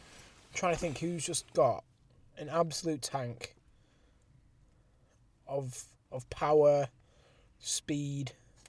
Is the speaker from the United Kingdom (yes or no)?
yes; England, United Kingdom; We're both English